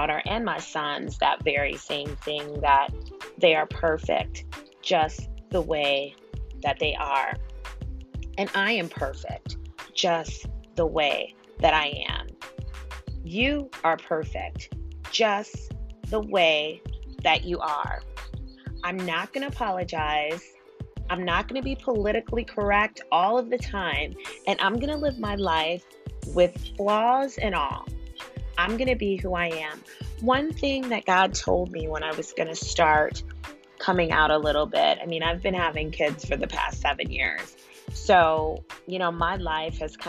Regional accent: United States; we're an American. We are in America

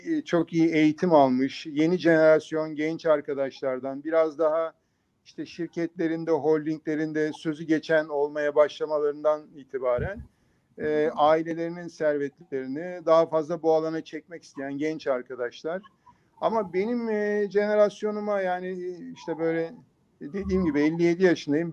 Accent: Bursa, Turkey; moved away as an adult; also born or lived in Istanbul / San Diego, United States; ben 1963 e, Bursa doğumluyum

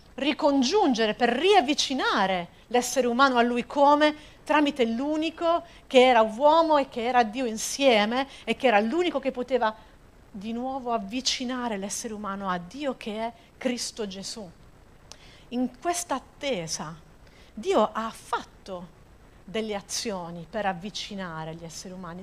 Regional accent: Apulia, Italy; io da buona pugliese

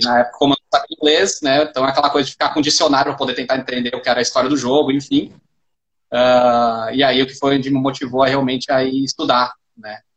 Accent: Caxias do Sul, Rio Grande do Sul, Brazil; moved away; Chama Caxias do Sul, a cidade, e aí foi onde eu cresci

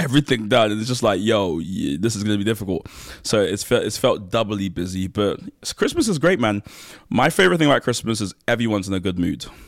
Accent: London, United Kingdom; also born or lived in Nigeria / Kent / Manchester; I'm also from South East London. That's where I grew up

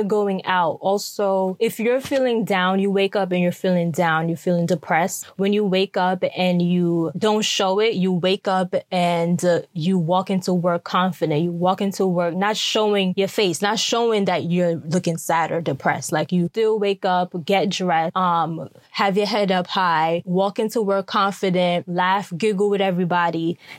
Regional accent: Jamaica; No, I'm Jamaican. We drink tea.

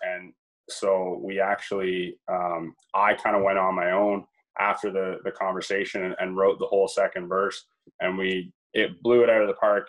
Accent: Brussels, Ontario, Canada; I grew up in a little town of Brussels, Ontario

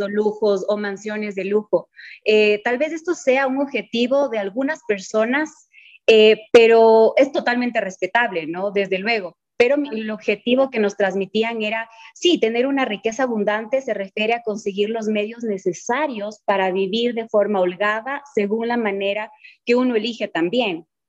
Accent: Ecuador

